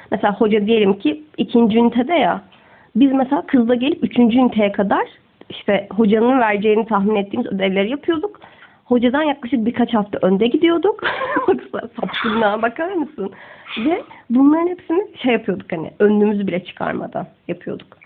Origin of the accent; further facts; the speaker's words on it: Istanbul, Turkey; also born or lived in Gaziosmanpaşa / Sultangazi; Ben Esenler'de doğmuşum